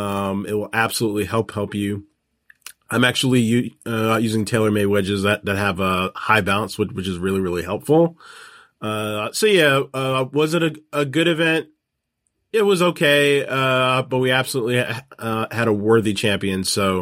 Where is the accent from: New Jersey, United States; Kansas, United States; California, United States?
California, United States; Like, it doesn't make a ton of sense to me when being a Californian. I know how great the weather is on the West Coast this time of year in August.